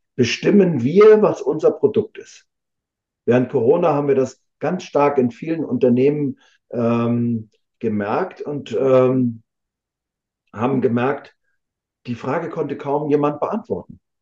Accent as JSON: {"language": "German", "town": "Rostock", "region": "Mecklenburg-Vorpommern", "country": "Germany", "tie": "born or raised there", "said": "hier in meiner Heimatstadt in Rostock"}